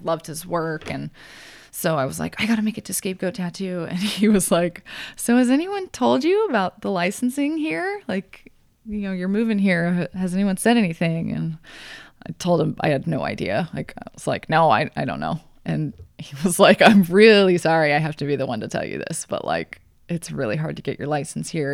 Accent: Grand Junction, Colorado, United States; also born or lived in Montana; now in Portland, United States; I'm from Colorado

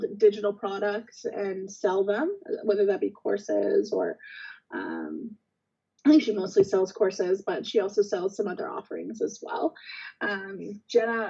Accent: Guelph, Ontario, Canada; moved away; I'm originally from Guelph as well. So it's nice to kind of have that town connection

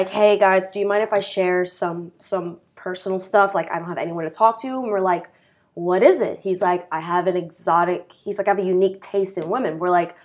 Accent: United States; We're from the New York City area and states around.

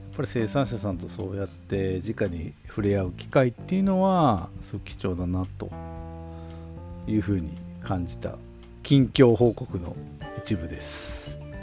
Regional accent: Tokachi, Hokkaido, Japan; 僕らのあの地元の北海道十勝

